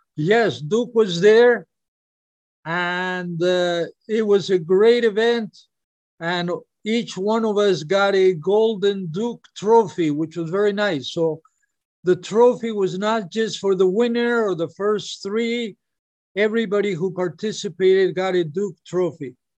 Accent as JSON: {"language": "English", "country": "Peru", "moved": "yes", "lives_now": "Hawaii, United States", "said": "I'm from Peru, I would go, I lived in Hawaii, but I would go back to Peru for a month or two every year."}